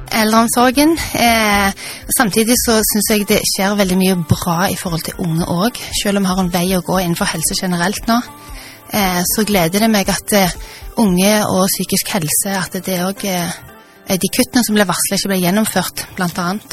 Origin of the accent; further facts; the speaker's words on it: Stavanger, Rogaland, Norway; det er jo hjemstedet mitt. Jeg har bodd her siden jeg var seks år